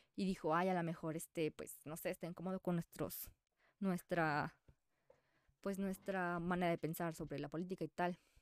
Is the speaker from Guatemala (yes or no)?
no; Mexico; soy mexicana